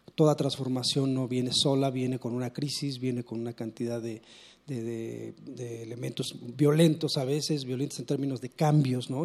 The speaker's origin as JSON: {"language": "Spanish", "region": "Mexico City", "country": "Mexico", "tie": "born or raised there", "said": "Yo nací acá en la Ciudad de México, yo nací nací en Regina, me, bautizaron en la catedral"}